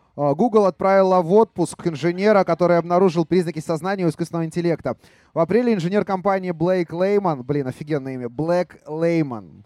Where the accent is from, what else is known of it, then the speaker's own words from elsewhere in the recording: Kharkiv, Kharkiv Oblast, Ukraine; now in Belarus; я сам родом из Харькова, хотя я стопроцентный белорус